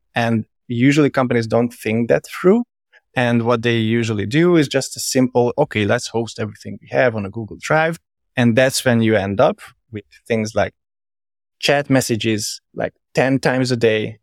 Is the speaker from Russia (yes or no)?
no; Hungary; moved away as an adult; also born or lived in Verona, Italy / Budapest, Hungary / London, United Kingdom; I'm originally from Hungary, by the way, but I live, like, pretty much everywhere, all over the place